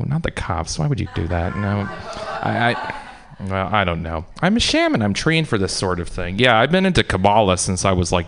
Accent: United States; growing up in America

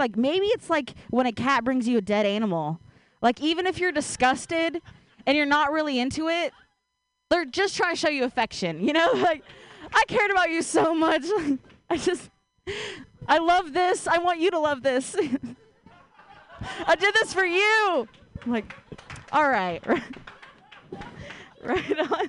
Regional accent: Ohio, United States; now in Bay Area, United States; I grew up in Ohio

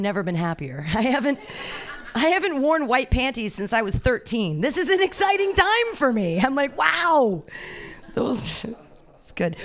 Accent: Danville, California, United States; I grew up in Danville

